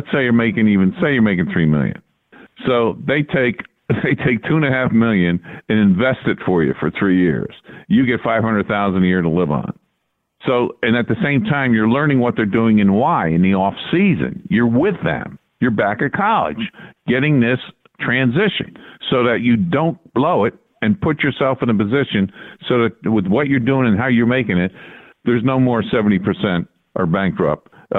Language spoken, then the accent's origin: English; New York, United States; Well, growing up in Hudson Valley back as a kid, Army Notre Dame was always a big game.